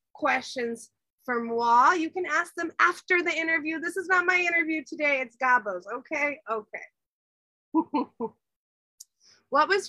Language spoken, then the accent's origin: English; Texas, United States; now in Santa Cruz, United States; I'm from Texas originally